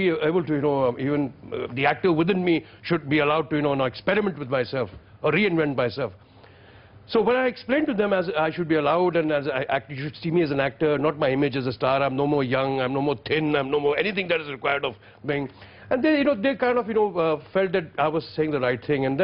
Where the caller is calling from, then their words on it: Chandigarh, India; Hello, sir. … I'm from Chandigarh.